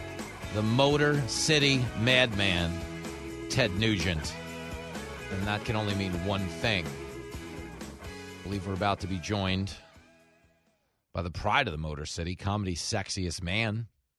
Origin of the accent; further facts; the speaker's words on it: New York, United States; I'm a New Yorker.